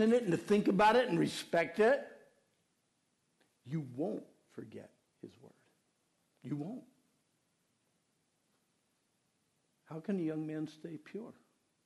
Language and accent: English; Pennsylvania, United States; moved away; I was raised in Pennsylvania